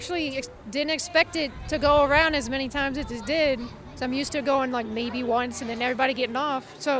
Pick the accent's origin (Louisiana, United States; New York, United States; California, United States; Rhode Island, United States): Louisiana, United States; New Orleans; moved away as an adult; now in Collinsville, United States; I'm originally from New Orleans, actually. We just moved up here.